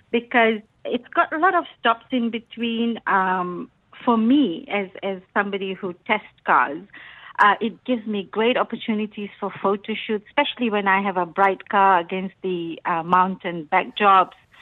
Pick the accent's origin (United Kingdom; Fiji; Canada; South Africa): Fiji; moved away; I come from Fiji, so we had private road um, on the island